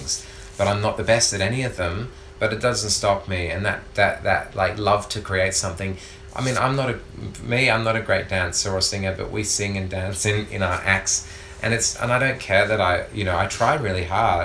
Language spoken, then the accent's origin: English; Perth, Western Australia, Australia; now in Melbourne, Australia; all the years growing up in Perth feeling vulnerable